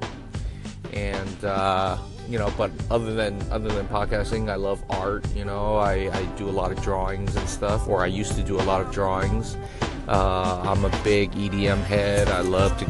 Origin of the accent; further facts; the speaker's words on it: Oakland, California, United States; also born or lived in Sacramento; I grew up in East Oakland, from the Bay, born and raised